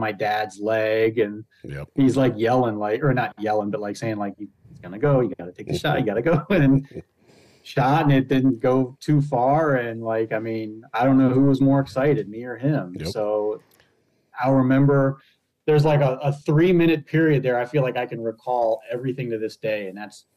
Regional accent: Pennsylvania, United States; now in Michigan, United States; I grew up in Pennsylvania

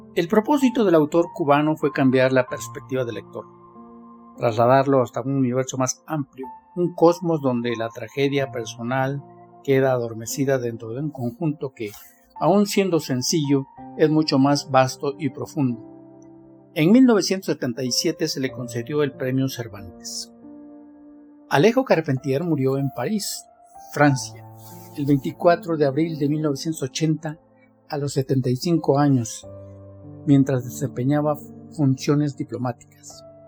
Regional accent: Mexico; Soy mexicano, tengo 69 años y vivo en Talnepantla

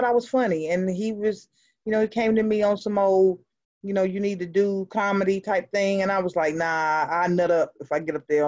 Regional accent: Greensboro, North Carolina, United States; also born or lived in Brooklyn, New York; born in Brooklyn, New York. I was up there not long, you know, daddy cheated, mama took us and ran. You know, we relocated down to North Carolina with her family, and I've been in Greensboro, North Carolina ever since

